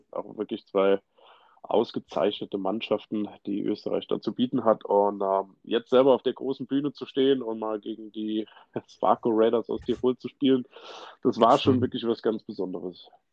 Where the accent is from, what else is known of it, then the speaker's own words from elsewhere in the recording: Saarland, Germany; geboren, aufgewachsen bin ich im Saarland, genauer gesagt so in der Saluja-Ecke